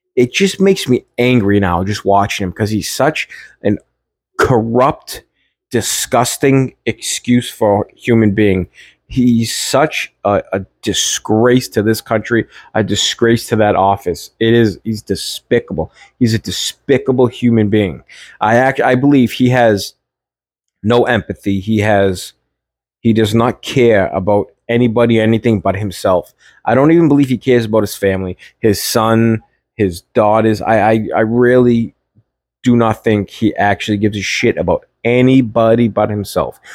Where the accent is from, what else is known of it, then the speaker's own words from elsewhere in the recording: Everett, Massachusetts, United States; now in Melrose, United States; I'm from Everett, always to the bones from Everett, but I live in Melrose.